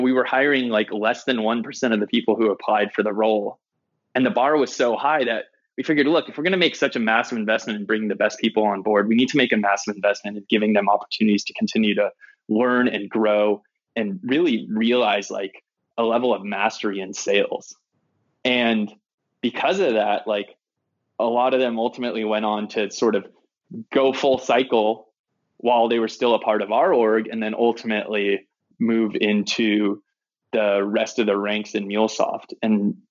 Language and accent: English; San Francisco, California, United States; I grew up in San Francisco